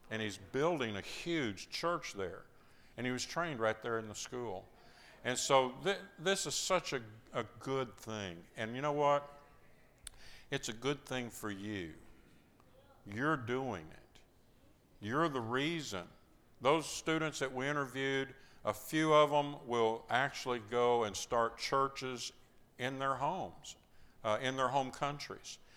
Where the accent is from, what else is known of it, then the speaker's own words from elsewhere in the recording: Iran; now in Athens, Greece; I'm from Iran.